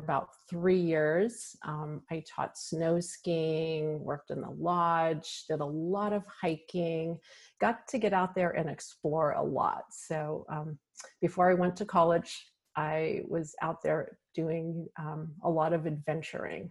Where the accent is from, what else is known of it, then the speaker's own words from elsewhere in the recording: Downey, California, United States; I grew up in Downey, California. It's a suburb of Los Angeles